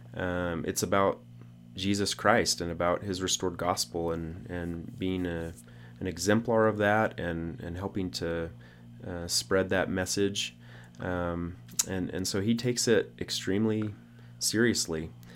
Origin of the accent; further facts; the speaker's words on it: Arkansas, United States; we grew up in Arkansas